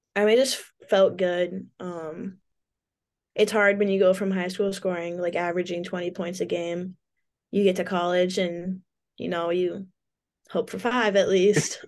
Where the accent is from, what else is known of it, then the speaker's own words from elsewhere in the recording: Portland, Oregon, United States; moved away; a cool place to grow up